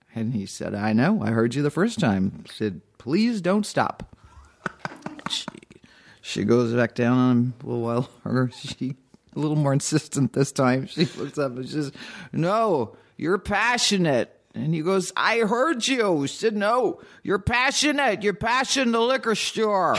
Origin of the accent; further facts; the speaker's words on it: Dayton, Ohio, United States; moved away; also born or lived in Boston / Cincinnati; I was born in Boston, but grew up in Ohio. But I always just say I'm from Dayton